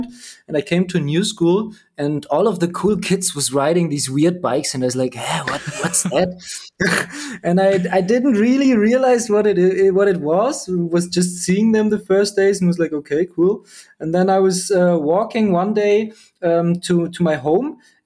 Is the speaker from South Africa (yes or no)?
no; Berlin, Germany; I'm from Berlin